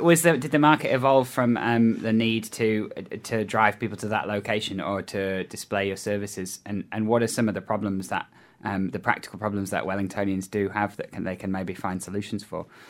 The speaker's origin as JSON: {"language": "English", "region": "England", "country": "United Kingdom", "moved": "yes", "lives_now": "New Zealand", "said": "I come from England"}